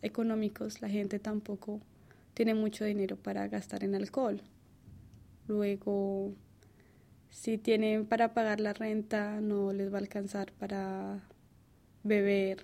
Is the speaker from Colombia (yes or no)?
yes; Colombia; moved away